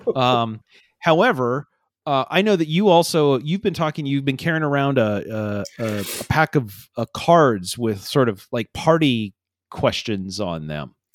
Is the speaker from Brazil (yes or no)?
no; Iowa Falls, Iowa, United States; growing up in Iowa Falls in the late eighties